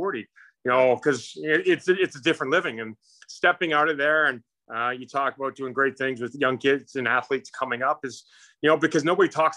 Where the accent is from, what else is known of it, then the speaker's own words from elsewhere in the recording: Saskatoon, Saskatchewan, Canada; accent: Canadian; moved away as an adult; also born or lived in Calgary, Alberta, Canada; now in United States; I was born in Calgary, moved to Saskatchewan, Saskatoon, okay. When I was 2 years old, and spent half the time there and half the time on our farm